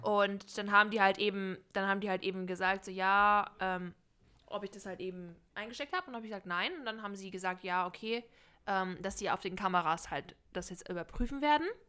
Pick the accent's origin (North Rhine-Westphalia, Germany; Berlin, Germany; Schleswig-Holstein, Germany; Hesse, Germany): North Rhine-Westphalia, Germany; moved away; Ich komme ja ursprünglich aus Nordrhein-Westfalen